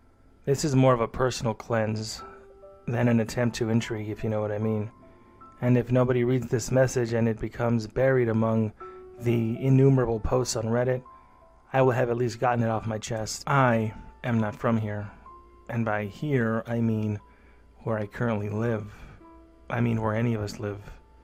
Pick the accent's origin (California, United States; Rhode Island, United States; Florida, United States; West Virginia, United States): California, United States; San Diego; born or raised there